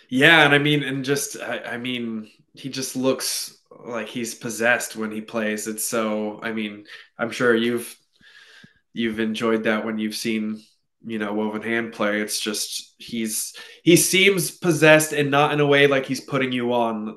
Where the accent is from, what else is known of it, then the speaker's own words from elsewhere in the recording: California, United States; now in Portland, United States; I grew up in California